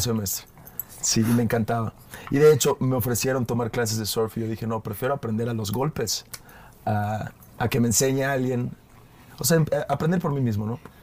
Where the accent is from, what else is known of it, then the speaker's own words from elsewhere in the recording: Mérida, Yucatán, Mexico; accent: Yucatecan; also born or lived in Sydney, Australia; now in Mexico City, Mexico; yo crecí allí. Para los que no saben, yo soy de Mérida